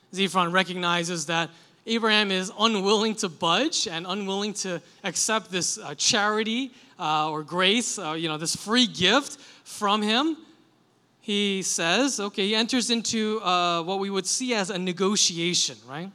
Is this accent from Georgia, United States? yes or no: no; New York City, New York, United States; I grew up in Queens